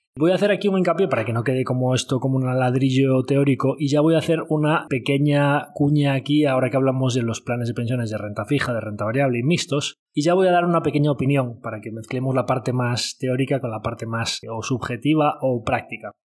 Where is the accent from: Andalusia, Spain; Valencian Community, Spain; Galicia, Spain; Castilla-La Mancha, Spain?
Galicia, Spain; como buen gallego